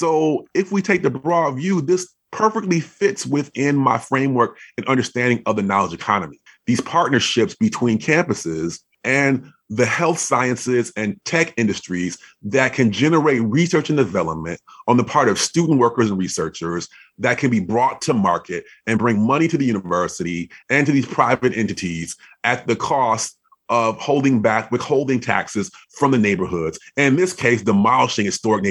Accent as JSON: {"language": "English", "town": "Madison", "region": "Wisconsin", "country": "United States", "tie": "born or raised there", "said": "I grew up in Wisconsin, so Madison, Wisconsin"}